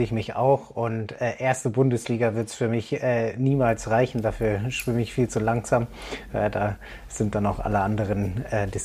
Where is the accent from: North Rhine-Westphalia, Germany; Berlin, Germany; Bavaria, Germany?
Berlin, Germany; Aber Gude finde ich äh, so als Berliner und jetzt doch eher so ein bisschen als Norddeutscher immer so ein bisschen merkwürdig.